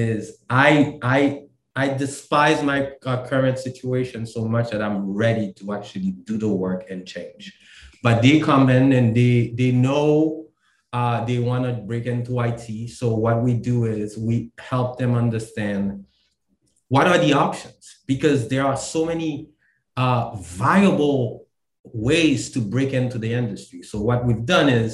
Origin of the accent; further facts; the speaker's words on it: Haiti; now in Maryland, United States; I'm from Maryland. I'm from Haiti originally. I live in Maryland.